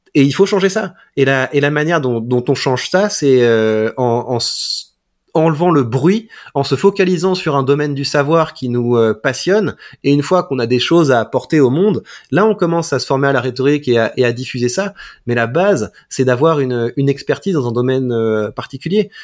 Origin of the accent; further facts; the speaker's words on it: Mantes-la-Jolie, Île-de-France, France; J'ai grandi à Mantes-la-Jolie, donc c'est vraiment la banlieue parisienne